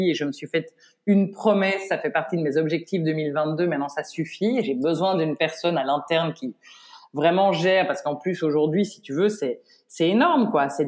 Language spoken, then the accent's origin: French; Paris, Île-de-France, France; je suis, euh, tu sais, je suis parisienne à